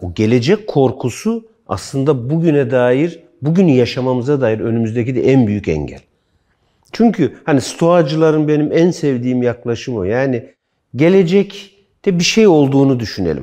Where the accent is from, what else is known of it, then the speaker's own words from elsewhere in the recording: Kırşehir Province, Turkey; moved away; bizim köy Kırşehir'de işte Kızılırmağa yaklaşık 2-3 kilometre mesafede bir küçük dere var